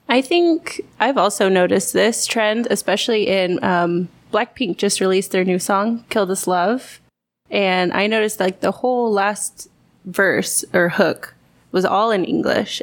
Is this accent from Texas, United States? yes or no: yes; Texas, United States; moved away as an adult; now in South Korea; I'm from Texas originally